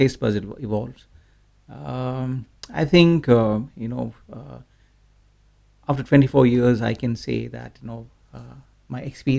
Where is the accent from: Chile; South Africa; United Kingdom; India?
India; When you talk about India, the culture is entirely different.